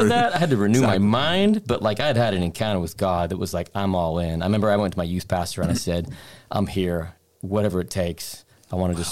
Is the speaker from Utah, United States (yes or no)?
yes; Salt Lake City, Utah, United States; moved away as an adult; also born or lived in Pensacola, Florida; now in Redding, United States; born and raised in Salt Lake City, Utah